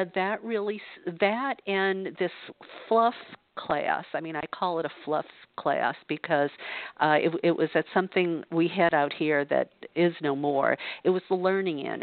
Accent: New Orleans, Louisiana, United States; moved away as an adult; now in California, United States; I grew up in the Bible Belt in New Orleans, Louisiana

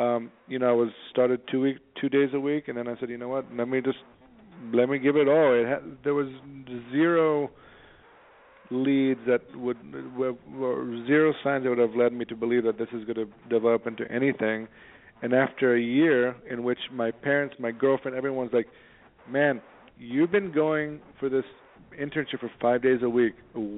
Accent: San Diego, California, United States; now in New York, United States; You know, I moved to New York from San Diego. I didn't know what the hell I wanted to do.

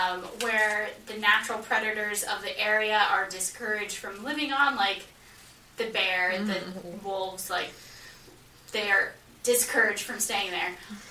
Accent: Iowa, United States; moved away; I grew up in Iowa

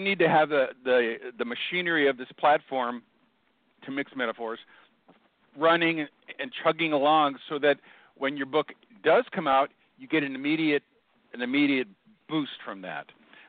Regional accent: Seattle, Washington, United States; I grew up in Seattle, and I had a hard childhood

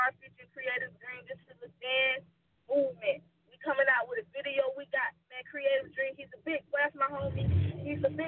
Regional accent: St. Petersburg, Florida, United States; I'm from St. Petersburg, Florida, straight out of the Bay. You feel me? Dirty Bird, 727 all day.

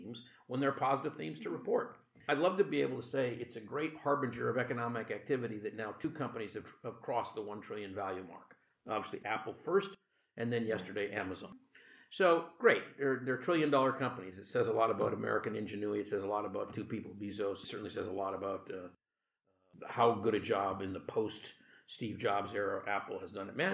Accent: Canada; now in United States; I'm Canadian.

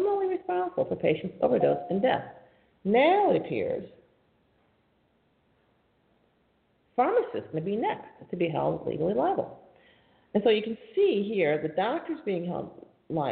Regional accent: New York, United States; I'm from New York State

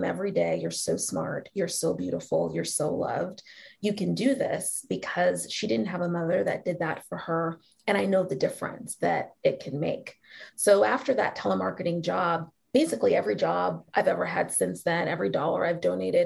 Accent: Seattle, Washington, United States; moved away; a really magical place called Seattle Girls School in my hometown

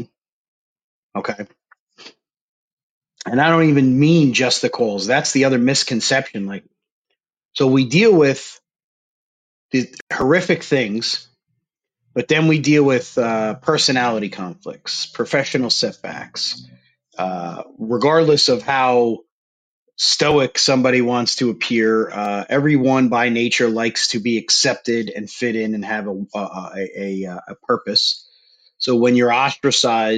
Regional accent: New Jersey, United States; I grew up in Jersey.

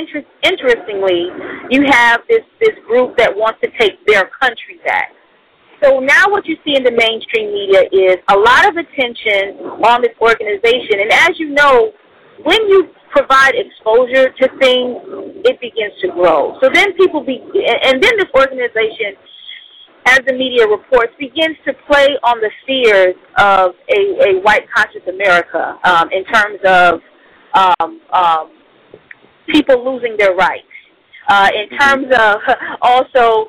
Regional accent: United States; As an American

